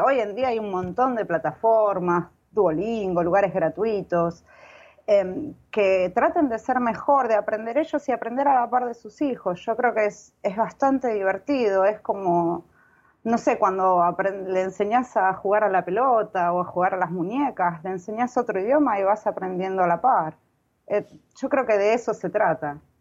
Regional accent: Argentina; cuando era pequeña, en Argentina

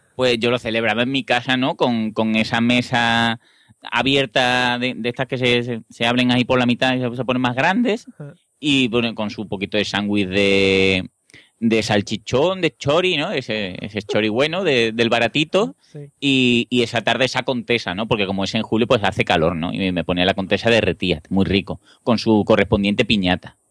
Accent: Seville, Andalusia, Spain; yo no vi un McDonald's en Sevilla hasta que no tuve por lo menos 10 o 12 años

